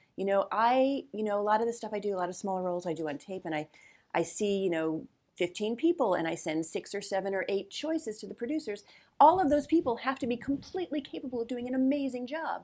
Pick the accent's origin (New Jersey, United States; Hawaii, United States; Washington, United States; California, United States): New Jersey, United States; also born or lived in New York; now in Los Angeles, United States; I grew up in New Jersey and I wasn't a big Jersey Shore person